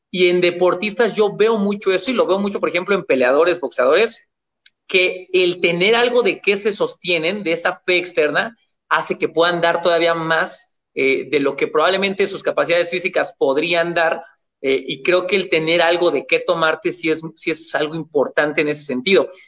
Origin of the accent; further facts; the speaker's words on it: Mexico; en mi país, México